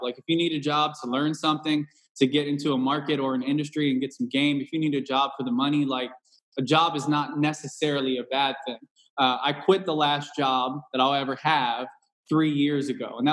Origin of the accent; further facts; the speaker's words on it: Cincinnati, Ohio, United States; moved away; also born or lived in Southwest Indiana; I'm from Cincinnati, Ohio, originally